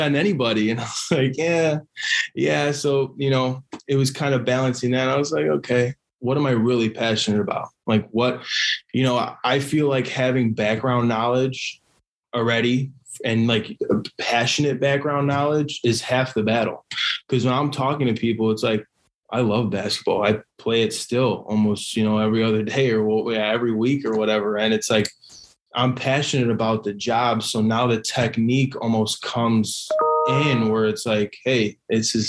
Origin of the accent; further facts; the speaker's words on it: Chicago, Illinois, United States; I'm from Chicago. I love my city. I love, you know, growing up here